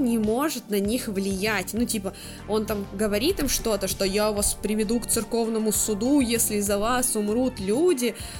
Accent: Blagoveshchensk, Amur Oblast, Russia; moved away as an adult; now in China; Мы живем в Благовещенске с молодым человеком

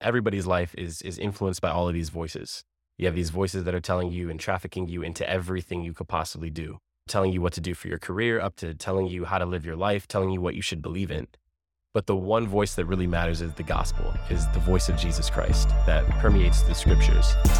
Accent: Ohio, United States; also born or lived in Amherst, Ohio; I grew up here in Laredo, Ohio. Grew up also in Amherst. And I've been here my whole life

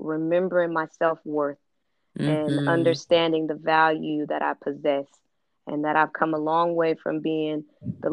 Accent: California, United States; I'm from California, and I went to the best of the best schools

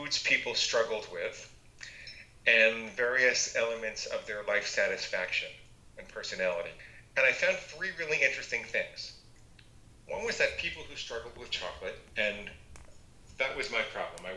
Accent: New York, United States; I grew up in New York, and I was in a family of 17 psychotherapists.

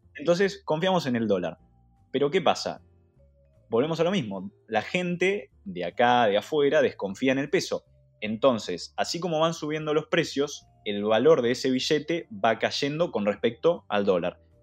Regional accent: Argentina

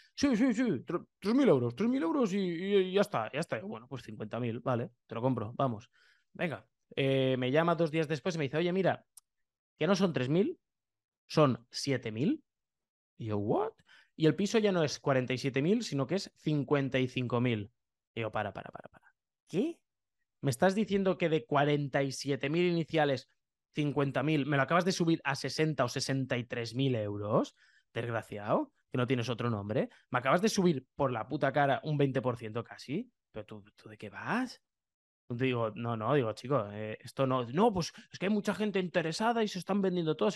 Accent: Lleida, Catalonia, Spain; yo soy de Lleida

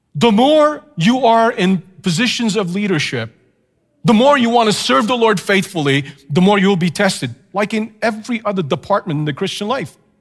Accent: Canada; as a Canadian, of course, just temporarily in the States

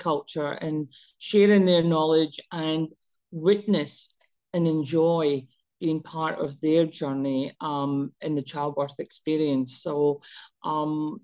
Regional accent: Scotland, United Kingdom; also born or lived in Pakistan (ancestry); now in Australia; I was actually born in Scotland, even though I'm Pakistani.

